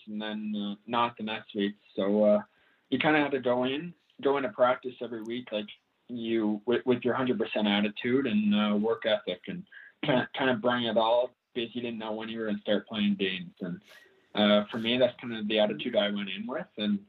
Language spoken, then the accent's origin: English; Canada; growing up in Canada